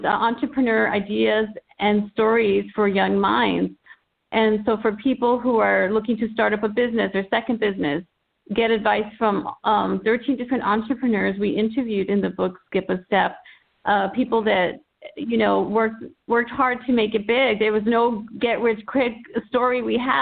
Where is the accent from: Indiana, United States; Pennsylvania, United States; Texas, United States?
Texas, United States; El Paso; I'm working with 10 students in El Paso, Texas, my hometown